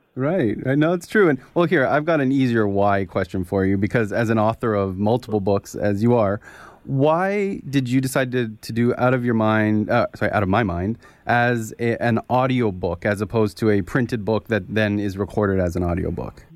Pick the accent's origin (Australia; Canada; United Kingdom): Canada; as a Canadian